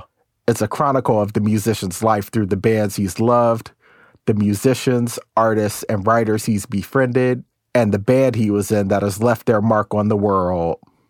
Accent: Tacoma, Washington, United States; Being a Pacific Northwest guy, I had to start with the …. I'm actually from Tacoma.

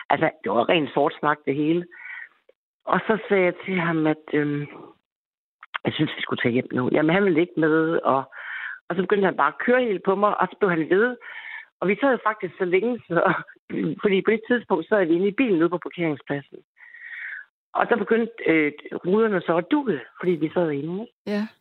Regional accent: Aarhus, Central Denmark Region, Denmark; Jeg er 21-22 år gammel, og øh, jeg var fra Aarhus

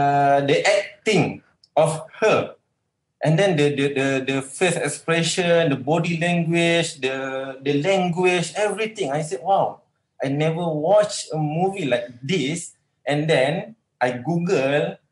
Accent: Malaysia; I'm a Malaysian artist

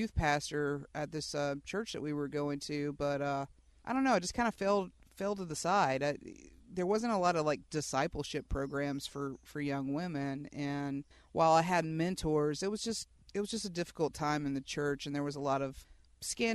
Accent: West Georgia, United States; I grew up out in West Georgia, and, you know, everybody out here sort of Babticostal

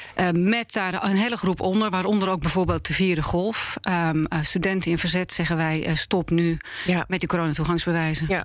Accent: Netherlands; ik ben een Nederlander. Ja. Ik ben hier geboren en eh, opgegroeid.

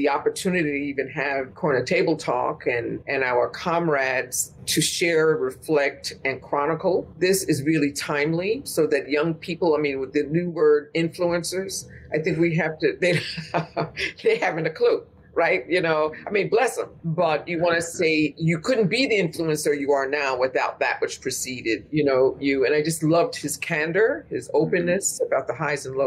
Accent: Westchester County, New York, United States; we're from Westchester County

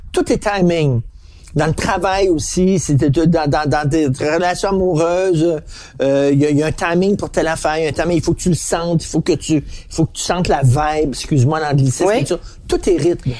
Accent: Montreal, Quebec, Canada; je viens de Verdun

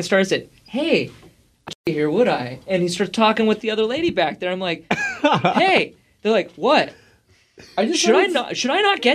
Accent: Auburn, Washington, United States; I'm from Auburn

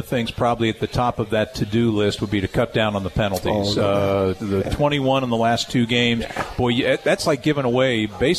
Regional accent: East Coast, United States; Growing up on the East Coast

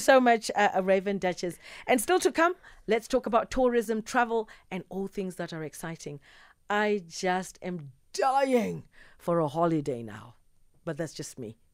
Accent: South Africa; I'm South African

